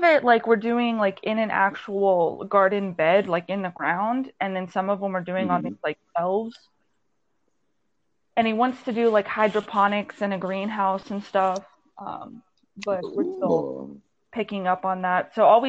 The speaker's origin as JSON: {"language": "English", "town": "Conroe", "region": "Texas", "country": "United States", "tie": "born or raised there", "moved": "as an adult", "lives_now": "Bigfoot, United States", "said": "it's like southwest of San Antonio, but it's like as far as my hometown Conroe is from Houston. Mm-hmm. So it's easier to say I'm in San Antonio."}